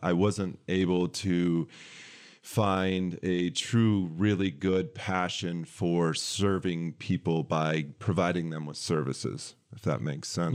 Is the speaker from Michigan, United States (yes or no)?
yes; West Michigan, United States; moved away as an adult; now in Lansing, United States; I grew up in West Michigan